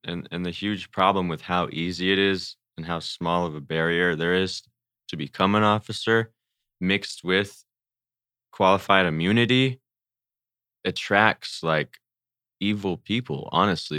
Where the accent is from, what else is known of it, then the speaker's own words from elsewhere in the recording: Pomona, California, United States; I'm from Pomona